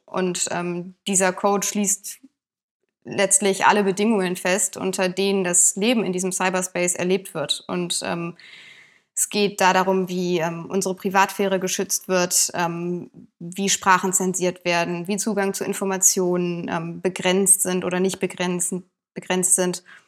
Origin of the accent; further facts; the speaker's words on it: Bonn, North Rhine-Westphalia, Germany; ich komme gebürtig auch aus Bonn.